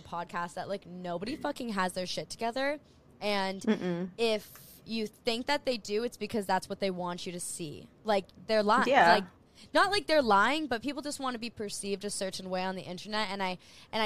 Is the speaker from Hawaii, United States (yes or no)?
yes; Maui, Hawaii, United States; moved away as an adult; I am in Hawaii. So I am born and raised on the island of Maui, and I moved away for a couple of years